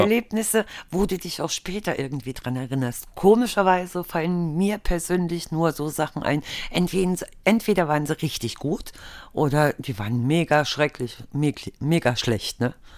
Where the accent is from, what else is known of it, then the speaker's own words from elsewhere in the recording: Germany; bei uns früher in der DDR gewesen, wo ich herkomme.